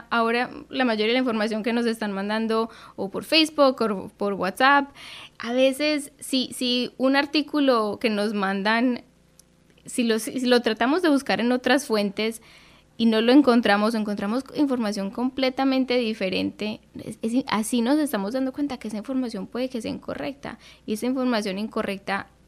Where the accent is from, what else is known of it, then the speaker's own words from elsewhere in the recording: Central Falls, Rhode Island, United States; also born or lived in Colombia; now in Providence, United States; nos fuimos otra vez a vivir a Colombia, de donde éramos, y a los 12 años volví aquí y crecí en Central Falls.